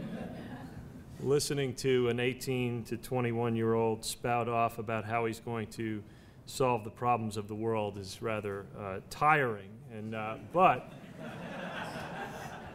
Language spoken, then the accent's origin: English; New Orleans, Louisiana, United States; I was from New Orleans